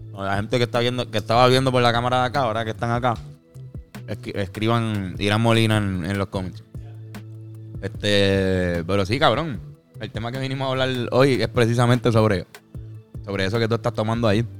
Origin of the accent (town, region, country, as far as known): Puerto Rico